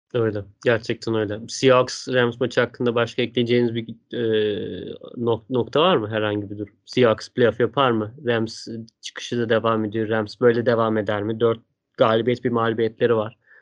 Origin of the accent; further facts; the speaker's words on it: Stuttgart, Baden-Württemberg, Germany; moved away; Stuttgart'ta benim Şehrim canım benim.